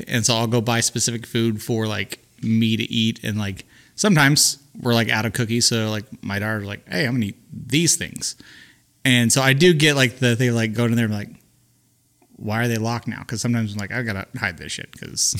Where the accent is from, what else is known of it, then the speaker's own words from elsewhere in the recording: United States; I'm from America.